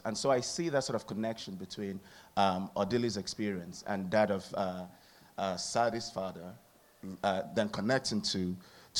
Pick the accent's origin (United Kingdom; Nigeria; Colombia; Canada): Nigeria; now in Hanover, United States; I'm from Nigeria.